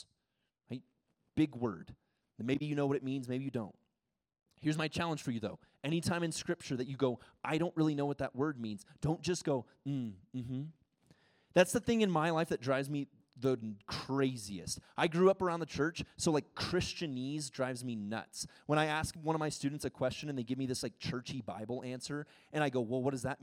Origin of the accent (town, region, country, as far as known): United States; first language English; moved away as an adult; also born or lived in Ecuador